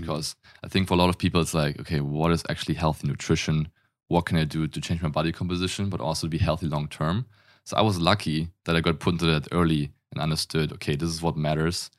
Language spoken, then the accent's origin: English; Germany; accent: German; English is a second language; I'm German. If you can't tell from the accent, I grew up in Germany